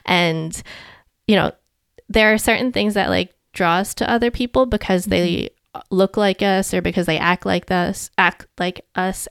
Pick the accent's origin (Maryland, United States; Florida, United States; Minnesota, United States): Maryland, United States; home in; growing up in America.